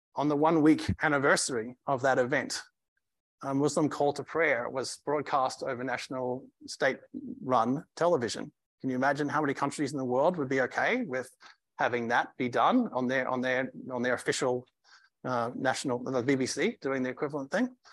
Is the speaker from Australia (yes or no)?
yes; Australia; now in United States; as an Australian